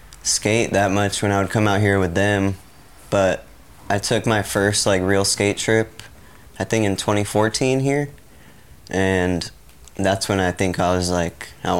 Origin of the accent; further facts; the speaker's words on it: Las Vegas, Nevada, United States; now in San Francisco, United States; I'm from Las Vegas.